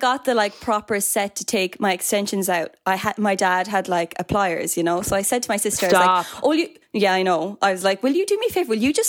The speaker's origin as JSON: {"language": "English", "town": "Cork", "region": "County Cork", "country": "Ireland", "said": "Like, from being from Cork, I sometimes feel ashamed that my accent is neutraling down or something. When people say to me, they're like, oh, I wouldn't have said Cork for you now. I'm like, no, it has to be Cork."}